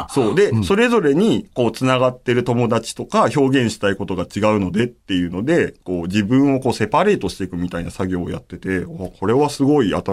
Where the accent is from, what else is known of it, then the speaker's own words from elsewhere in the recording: Kariya, Aichi, Japan; 正確に言うと僕、愛知県の刈谷市っていうとこ出身なんですけれども、まあでも、刈谷市って言っても通じないから大体僕簡単に名古屋って言っちゃうんですけど